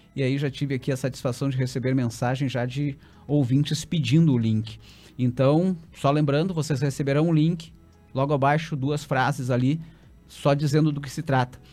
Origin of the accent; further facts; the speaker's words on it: Santa Maria, Rio Grande do Sul, Brazil; eu que fui criado em Santa Maria